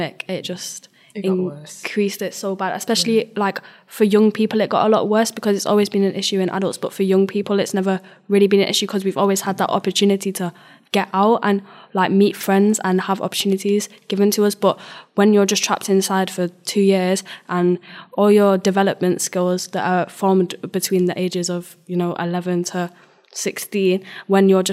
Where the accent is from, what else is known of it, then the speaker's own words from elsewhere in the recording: Manchester, North West England, United Kingdom; I'm from North Manchester, in, you know, Harperley, Muston